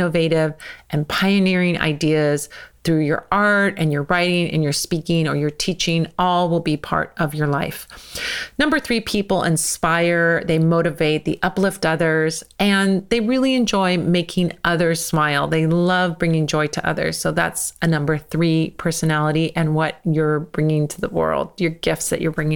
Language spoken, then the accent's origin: English; United States; I'm American